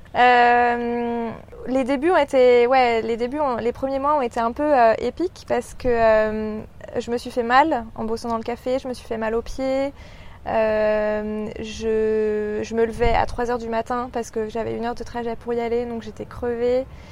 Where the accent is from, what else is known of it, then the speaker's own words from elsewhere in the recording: Paris, Île-de-France, France; accent: French; moved away as an adult; now in Sydney, Australia; je viens de Paris et ça fait euh, trois ans que je suis euh, à Sydney